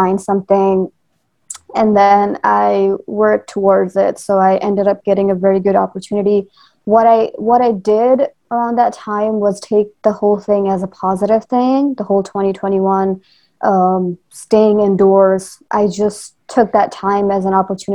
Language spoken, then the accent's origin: English; Nepal; moved away as an adult; now in United States; So I am actually from Nepal. So I'm like half Nepali, half Indian. And then moving from Nepal to US